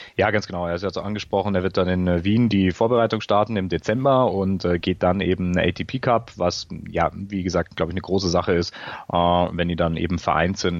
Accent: Bavaria, Germany; ich komme aus Bayern.

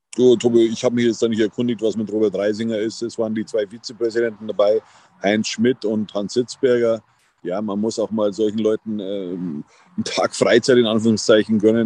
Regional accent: Berchtesgadener Land, Bavaria, Germany; now in Munich, Germany; eben am Königssee in meiner alten Heimat. Es ist immer wieder schön, hier ins Berchtesgadener Land zu reisen

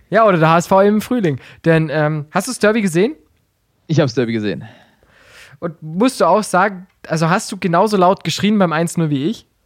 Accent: Heidenheim, Baden-Württemberg, Germany; habe ich einfach nur hingeschrieben, ich komme aus Heidenheim.

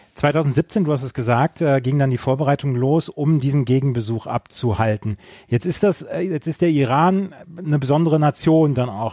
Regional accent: Bielefeld, North Rhine-Westphalia, Germany; in meiner Heimat

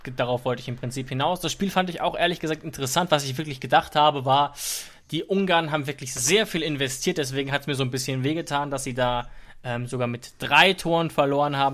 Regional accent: Germany; weil man sich da auch als Deutscher sehr schwer tut

